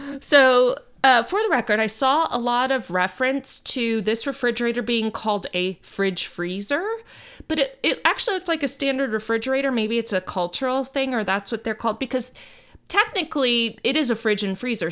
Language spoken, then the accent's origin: English; Miami, Florida, United States; moved away; I grew up in Miami